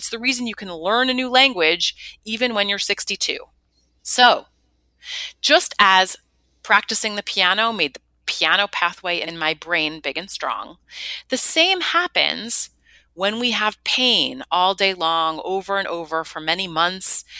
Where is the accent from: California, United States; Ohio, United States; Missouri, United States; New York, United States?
New York, United States; New York City; I'm a New Yorker, born and bred